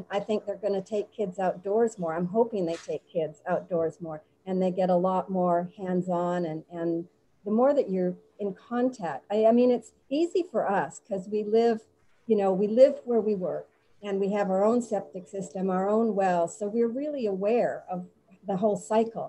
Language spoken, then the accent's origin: English; Winnipeg, Manitoba, Canada; moved away as an adult; I'm from Winnipeg, Canada